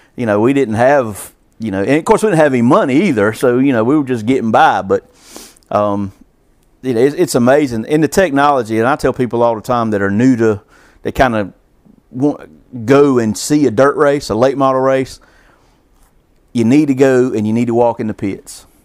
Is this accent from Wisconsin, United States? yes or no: no; Columbus, Georgia, United States; now in Alamance County, United States; I grew up on the Chattahoochee River